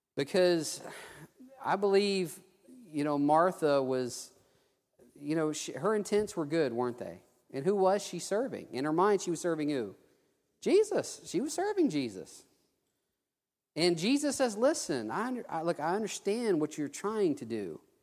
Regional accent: Theodore, Alabama, United States; also born or lived in Mobile, Alabama / South Texas; I was able to come to my hometown

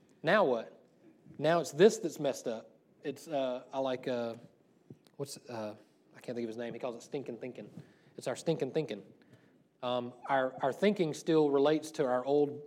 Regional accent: the South, United States; when I was growing up in the South

